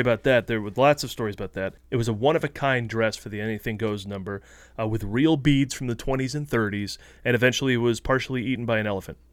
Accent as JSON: {"language": "English", "town": "Oneonta", "region": "New York", "country": "United States", "tie": "born or raised there", "said": "my hometown Oneonta, New York"}